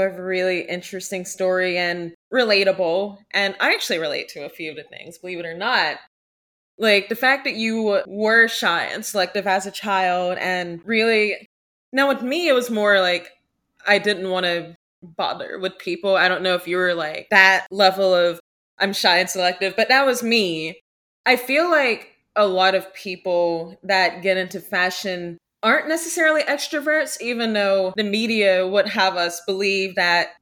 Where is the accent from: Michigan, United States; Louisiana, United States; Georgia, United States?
Georgia, United States; outside of Atlanta; growing up outside of Atlanta, so I'm basically in an exurb between being in the metro area and being basically out in farm country